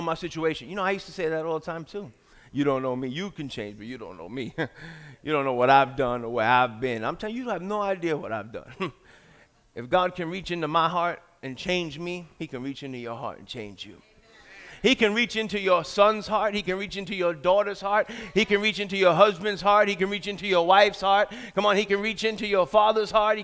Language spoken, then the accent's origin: English; New York City, New York, United States; moved away as an adult; I'm from New York.